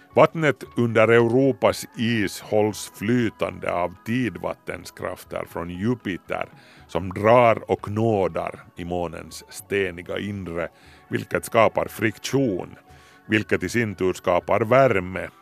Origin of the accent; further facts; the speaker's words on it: Ingå, Uusimaa, Finland; när jag var liten, alltså i Ingo skärgård